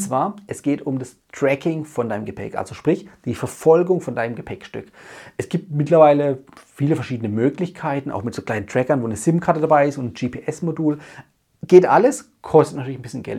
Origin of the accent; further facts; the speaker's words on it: Germany; bei uns in Deutschland